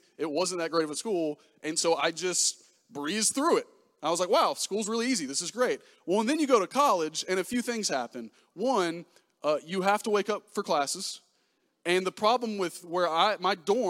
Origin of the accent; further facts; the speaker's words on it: Pensacola, Florida, United States; I'm from Pensacola, Florida. Grew up there